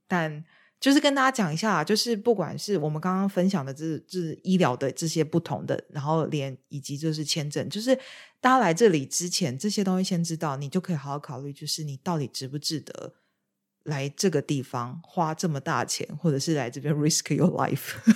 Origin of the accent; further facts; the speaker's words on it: Taiwan; now in United Kingdom; 让我从台湾来的我也觉得很无法接受